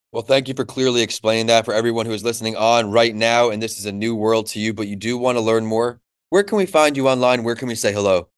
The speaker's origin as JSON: {"language": "English", "region": "New York", "country": "United States", "tie": "born or raised there", "moved": "as an adult", "lives_now": "Florida, United States", "said": "where I grew up in New York"}